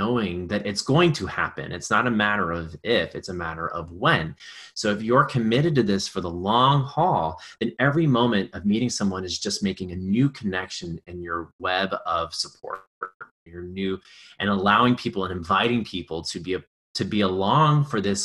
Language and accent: English; Beaumont, Texas, United States; moved away as an adult; now in New York, United States; growing up in Texas